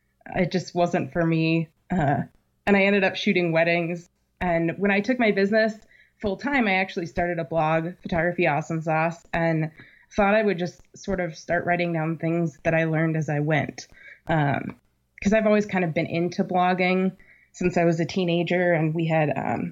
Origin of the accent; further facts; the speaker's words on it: Virginia, United States; Well, I did some growing up in Virginia, and I had a nanny with a thick Southern accent.